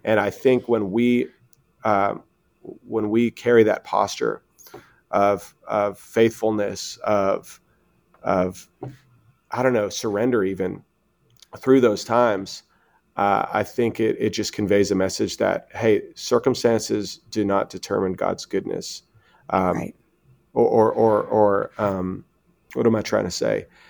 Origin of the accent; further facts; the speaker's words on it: Canada; moved away as an adult; now in United States; we're Canadian